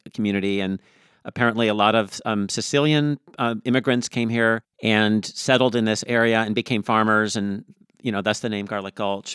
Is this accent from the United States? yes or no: yes; Tacoma, Washington, United States; I grew up in Tacoma, and I went, I went to Henry Foss High School